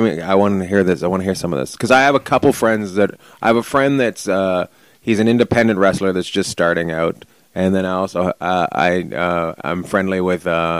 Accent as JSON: {"language": "English", "region": "British Columbia", "country": "Canada", "tie": "born or raised there", "also_born_or_lived": "Vancouver, Canada", "moved": "yes", "lives_now": "Long Beach, United States", "said": "I'm from British Columbia, up near Alaska."}